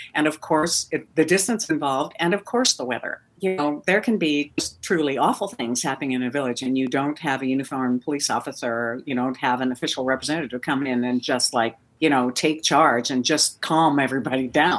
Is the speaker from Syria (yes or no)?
no; Kachemak Bay, Alaska, United States; also born or lived in Fairbanks, Alaska; I was raised on Kachemak Bay, just across the bay from where I live right now.